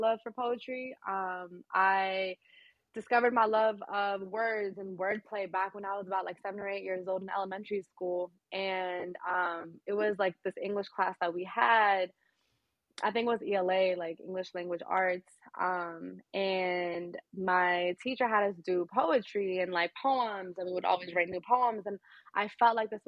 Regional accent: Boston, Massachusetts, United States; I was born and raised in Boston

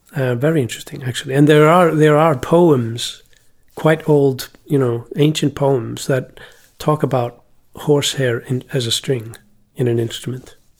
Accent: Iceland; when I was growing up in Iceland

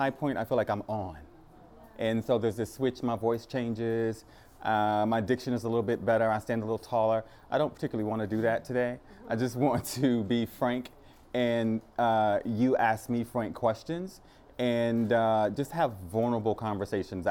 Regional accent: Thibodaux, Louisiana, United States; moved away; also born or lived in New York; I'm from a really small town. It's called Thibodaux, Louisiana

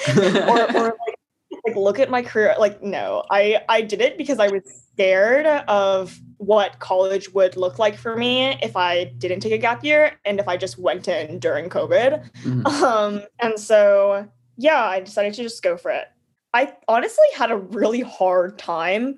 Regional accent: St. Petersburg, Florida, United States; I'm from St. Pete, Florida.

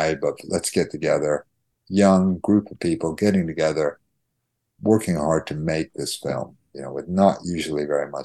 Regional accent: Ystrad Mynach, Wales, United Kingdom; moved away; I'm Welsh. I was born in Ustradmannock.

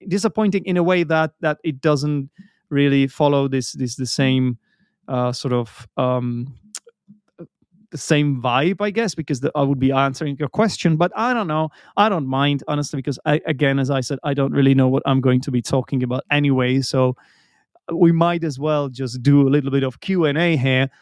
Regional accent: Czechia; English is a second language; I'm an English teacher from the Czech Republic

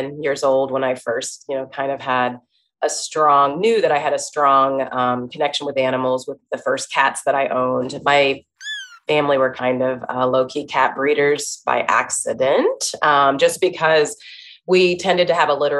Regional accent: Dayton, Ohio, United States; I'm from Dayton, Ohio. It's a city, but a smaller size city. And I went to a small Christian school

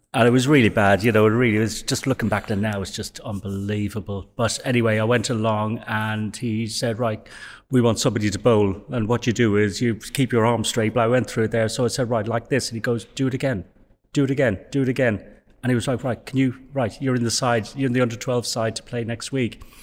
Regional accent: Dublin, Leinster, Ireland; I was born in Dublin and raised in Dublin

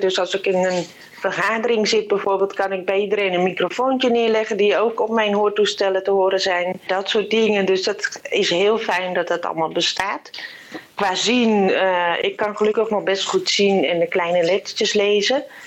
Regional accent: Purmerend, North Holland, Netherlands; ik kom uit Purmerend.

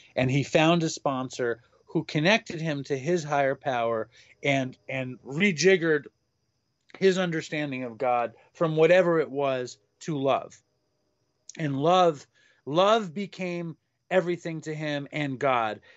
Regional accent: New York, United States; I grew up in Manhattan

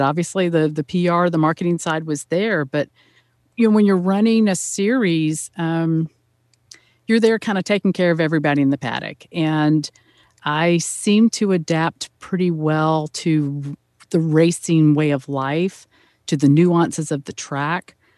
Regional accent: Atlanta, Georgia, United States; also born or lived in Indianapolis, Indiana; now in Auburn, United States; I hail from Atlanta, Georgia. Um, born and raised there, one of the natives

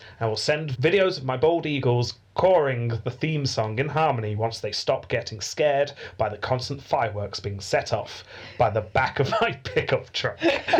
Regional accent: England, United Kingdom; Speaking as an English man who is currently looking out the window at the gardener on our country estate.

